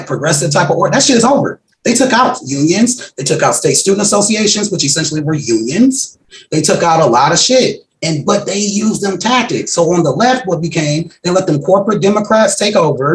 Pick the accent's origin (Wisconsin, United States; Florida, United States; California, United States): Wisconsin, United States; I'm from Wisconsin